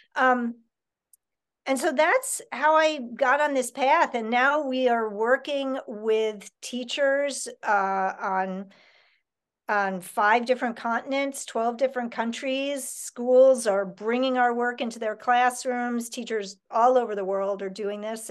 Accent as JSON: {"language": "English", "town": "New York City", "region": "New York", "country": "United States", "tie": "born or raised there", "said": "I grew up in Manhattan"}